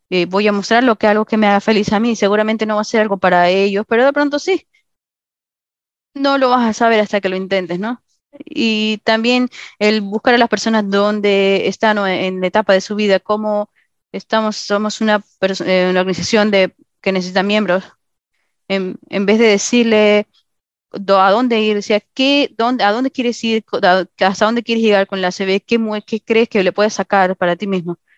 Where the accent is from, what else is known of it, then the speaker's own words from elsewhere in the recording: Arizona, United States; Eh, me voy a mudar. Soy de Arizona a Tennessee eh, al final de abril